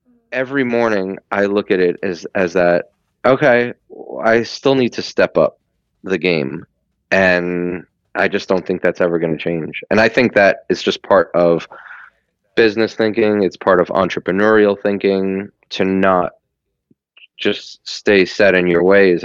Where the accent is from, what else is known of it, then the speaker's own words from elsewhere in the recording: New York, United States; I grew up in New York and I raised in New York